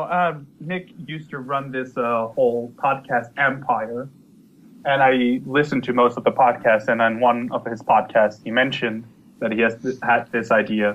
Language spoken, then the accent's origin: English; Netherlands; I'm from Holland, the Netherlands.